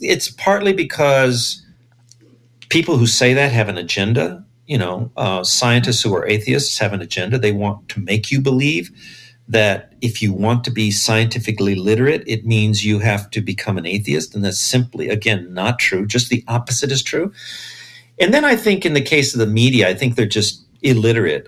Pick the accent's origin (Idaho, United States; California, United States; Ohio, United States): California, United States; Los Angeles; I grew up in East LA. I was born in East